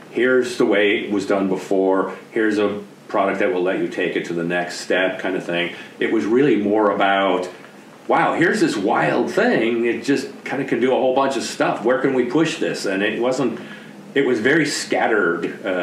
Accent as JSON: {"language": "English", "region": "East Coast", "country": "United States", "said": "Uh, and I came from the East Coast uh, at the time, and so the whole West Coast experience for me was brand new."}